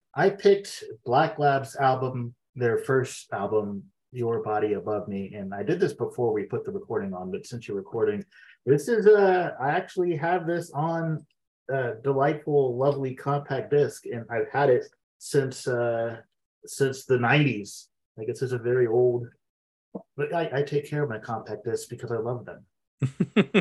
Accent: Xenia, Ohio, United States; also born or lived in Fairborn, Ohio; I grew up in Xenia

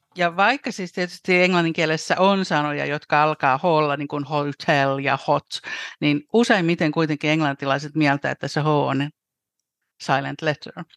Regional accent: Helsinki, Uusimaa, Finland; moved away as an adult; now in London, United Kingdom; mä olen täällä Lontoon kupeessa kohta äh, 29 vuotta asunut äh, alun perin helsinkiläinen

